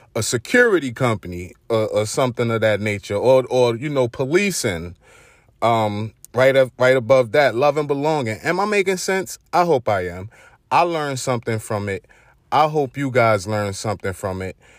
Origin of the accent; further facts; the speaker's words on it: New York City, New York, United States; accent: Brooklyn; my Brooklyn accent